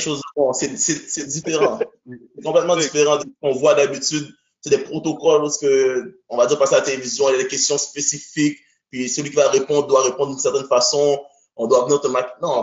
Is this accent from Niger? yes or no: no; Haiti; also born or lived in Quebec, Canada; now in Canada; je suis un gars qui vient d'Haïti, ok? Je suis né en Haïti, premièrement